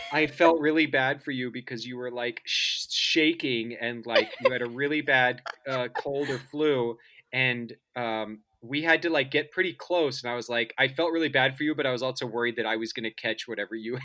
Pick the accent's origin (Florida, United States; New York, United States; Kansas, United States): Kansas, United States; suburbs of Kansas City, United States; I grew up in Kansas, in um, the suburbs of Kansas City